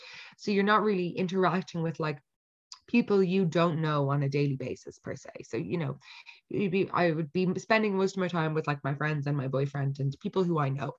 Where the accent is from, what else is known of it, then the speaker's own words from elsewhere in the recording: Ireland; for us as Irish people